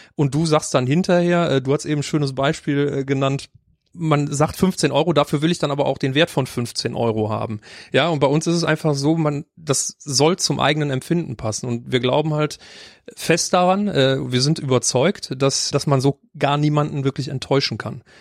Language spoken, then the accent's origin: German; Mönchengladbach, North Rhine-Westphalia, Germany; moved away as an adult; now in Cologne, Germany; Ich bin auch nicht in Köln geboren. Ich komme gebürtig aus Mönchengladbach.